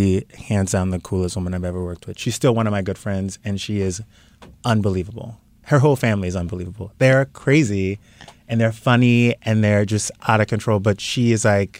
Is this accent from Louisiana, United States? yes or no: yes; South Louisiana, United States; now in California, United States; I grew up in South Louisiana, and... that's the scariest place to be black and gay.